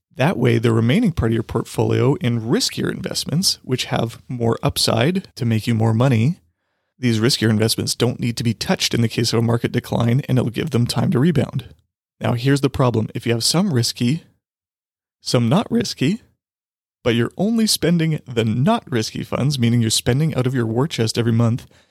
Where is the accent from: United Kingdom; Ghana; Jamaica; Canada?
Canada; Saskatchewan; I'm from Saskatchewan